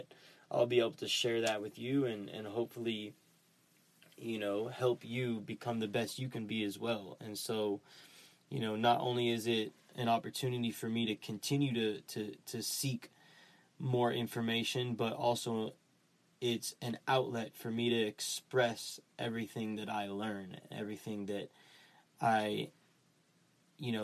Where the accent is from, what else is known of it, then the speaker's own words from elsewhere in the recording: Dallas, Texas, United States; I grew up in Dallas, Texas